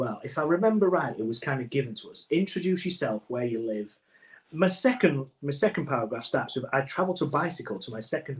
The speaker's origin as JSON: {"language": "English", "town": "Goole", "region": "Yorkshire and the Humber", "country": "United Kingdom", "tie": "born or raised there", "also_born_or_lived": "Pontefract", "said": "I was born in Pontefract, which is close to where I was brought up, in a small town called Goole. Goole is a town with a port industry which trades goods with many other countries."}